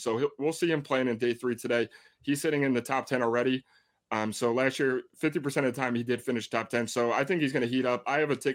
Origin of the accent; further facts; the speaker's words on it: New Jersey, United States; I am from Jersey